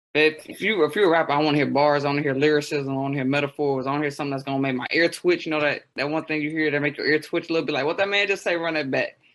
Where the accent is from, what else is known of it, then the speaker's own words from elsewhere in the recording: Chicago, Illinois, United States; I'm from Southside Chicago